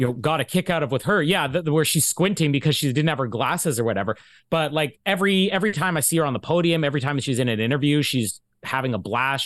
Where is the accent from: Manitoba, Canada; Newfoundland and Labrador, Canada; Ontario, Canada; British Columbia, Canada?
Manitoba, Canada; Winnipeg; my hometown here in Winnipeg